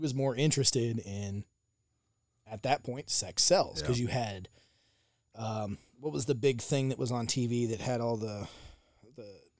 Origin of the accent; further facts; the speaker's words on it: the South, United States; so growing up in the South, I wasn't allowed to watch WWE.